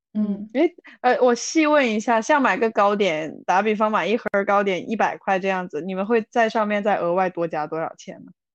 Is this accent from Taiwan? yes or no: no; China; moved away; 我以前在是大陆出生的嘛